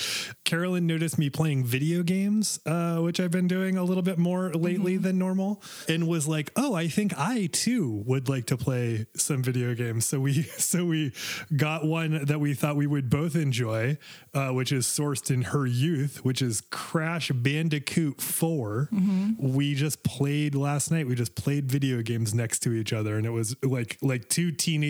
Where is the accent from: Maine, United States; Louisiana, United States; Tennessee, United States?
Maine, United States; I joke that I'm a Calvinist, and I joke that I'm from Maine, where we invented burning witches